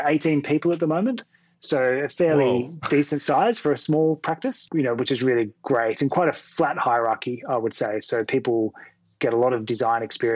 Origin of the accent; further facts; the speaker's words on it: Sydney, New South Wales, Australia; I grew up in Western Sydney originally